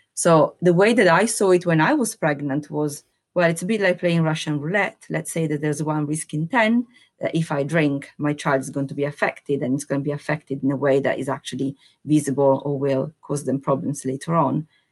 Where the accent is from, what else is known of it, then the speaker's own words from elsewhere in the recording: Italy; now in United Kingdom; I'm Italian, hundred percent Italian, naturalized as British citizen, So I have seen and lived in two different cultures